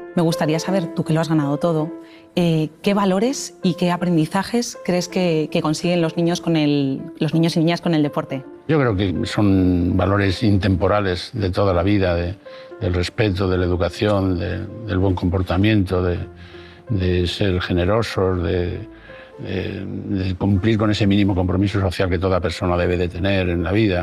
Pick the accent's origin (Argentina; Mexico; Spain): Spain; Salamanca, Castile and León; soy de Salamanca